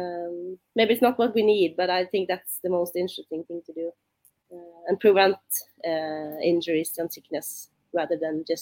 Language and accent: English; Bergen, Vestland, Norway; English is a second language; moved away as an adult; now in Oslo, Norway; My hometown is Bergen. It's on the other side of the country